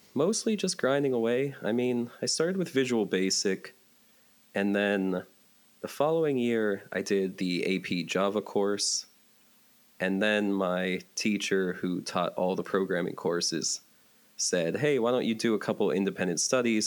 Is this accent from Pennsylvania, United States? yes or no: yes; Johnstown, Pennsylvania, United States; moved away as an adult; also born or lived in Pittsburgh, Pennsylvania; now in Northern Virginia, United States; I'm from the Pittsburgh, Pennsylvania area but uh, after my parents divorced, I grew up in Johnstown, Pennsylvania, which is about two hours east of that in central PA